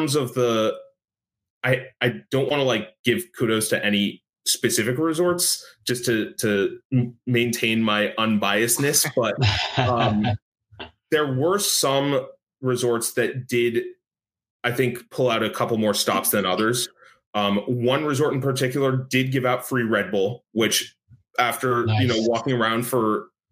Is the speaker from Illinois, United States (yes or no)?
no; New York, United States; I grew up in New York